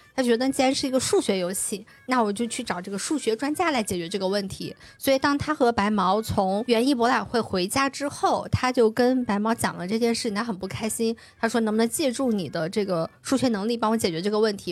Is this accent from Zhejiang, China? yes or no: no; Suqian, Jiangsu, China; 江苏宿迁，就是我的老家那块儿